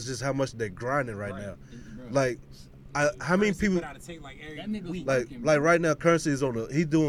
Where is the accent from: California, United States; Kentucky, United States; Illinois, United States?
Kentucky, United States; moved away; I'm originally from Kentucky